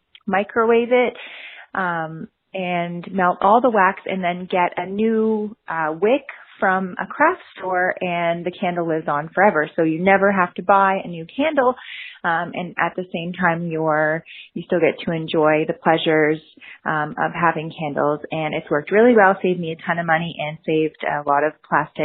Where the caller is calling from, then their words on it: Ottawa, Ontario, Canada; I'm calling from Ottawa, Canada